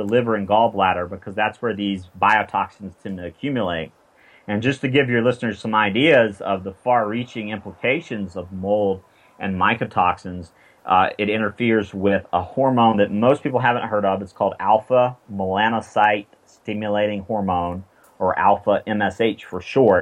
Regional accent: South Carolina, United States; I'm from South Carolina

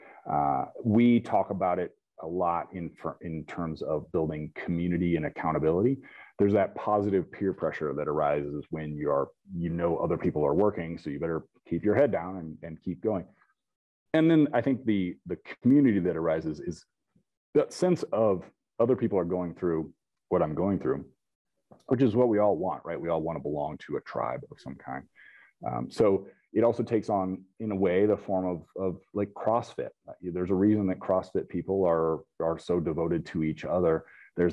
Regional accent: Topeka, Kansas, United States; I grew up near Topeka, Kansas

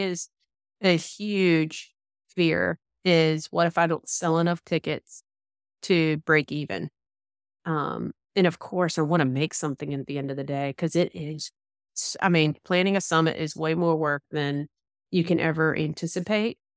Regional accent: Georgia, United States; accent: Southern; I definitely have my Southern accent, so you can't, can't ignore that, that I'm from, I am from the Georgia area

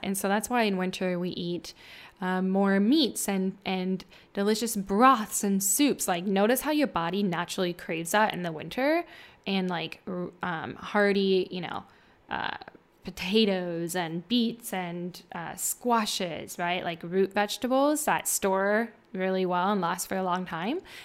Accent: Midwest, United States; moved away as an adult; also born or lived in California; I'm from, um, the Midwest near the Mississippi, uh, where I met my husband in college

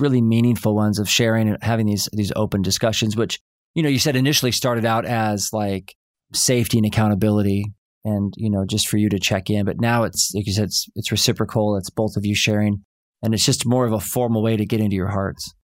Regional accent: Oklahoma, United States; I grew up in Oklahoma, and we'd go see that play, Oklahoma, every summer.

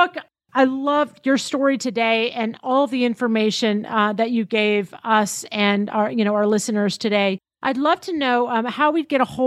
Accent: Tennessee, United States; I grew up in Tennessee.

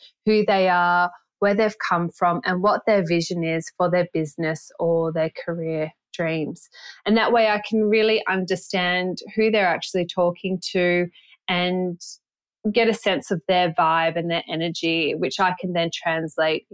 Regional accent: Byron Bay, New South Wales, Australia; also born or lived in Sydney; growing up in Byron Bay

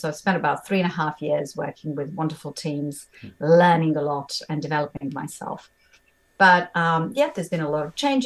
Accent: Bosnia & Herzegovina; English is a second language; moved away as an adult; also born or lived in Montenegro / Germany / London; I was born in Montenegro, a very, very sort of small, lovely place, size of Tasmania, for those who may not know where it is, but grew up in central part of the country in Bosnia

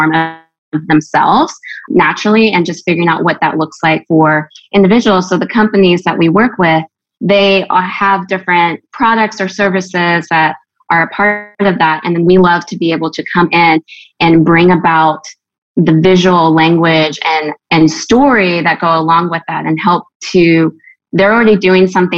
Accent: Gulf Shores, Alabama, United States; moved away as an adult; also born or lived in California; now in Nashville, United States; I am originally from California. And then my family moved to Gulf Shores, Alabama area. So I'm kind of like an interesting mix of where I've grown up

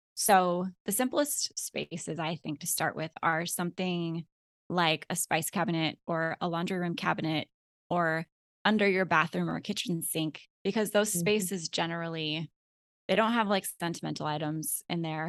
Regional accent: Alaska, United States; moved away as an adult; now in Florida, United States; my husband and I had three kids, and we were born and raised in Alaska

